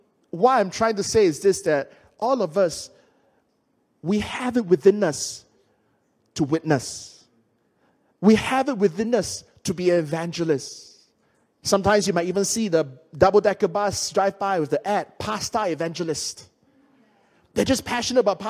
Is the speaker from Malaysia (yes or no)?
yes; Malaysia